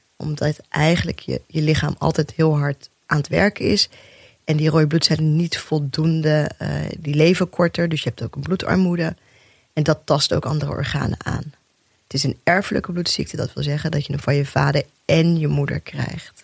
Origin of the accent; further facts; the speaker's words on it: Rotterdam, South Holland, Netherlands; also born or lived in Bijlmer, Amsterdam; Eerste twee jaar in de Belmer gewoond. Daarna in Rotterdam opgegroeid.